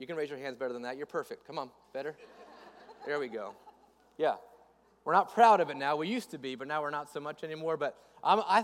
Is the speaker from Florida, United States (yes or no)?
yes; west coast of Florida, United States; moved away as an adult; also born or lived in Northeast Georgia; I grew up in Florida. I grew up on the west coast of Florida